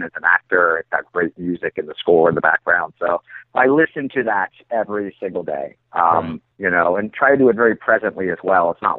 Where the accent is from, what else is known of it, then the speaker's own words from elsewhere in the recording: Canada; I'm from Canada